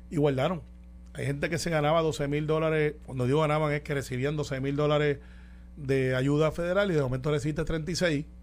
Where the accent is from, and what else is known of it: Puerto Rico